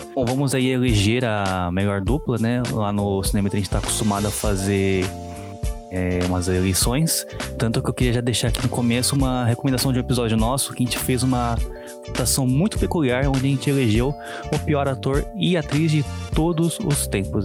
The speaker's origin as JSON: {"language": "Portuguese", "region": "São Paulo", "country": "Brazil", "tie": "born or raised there", "moved": "as an adult", "said": "no bairro, bairro onde eu cresci, lá em São Paulo. Eu sou de São Paulo, né, mas atualmente estou morando no interior"}